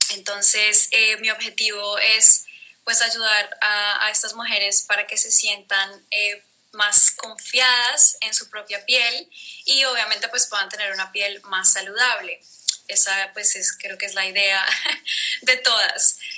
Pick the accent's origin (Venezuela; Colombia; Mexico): Colombia; now in Netherlands; Eh, yo soy colombiana, soy de Colombia. Vivo en Holanda. Ya llevo, digamos que varios años viviendo pues fuera de casa.